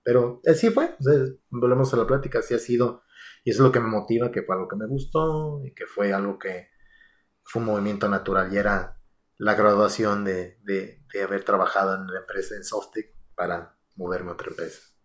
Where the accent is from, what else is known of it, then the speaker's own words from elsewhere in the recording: Aguascalientes, Mexico; moved away as an adult; now in United States; yo soy de Aguascalientes.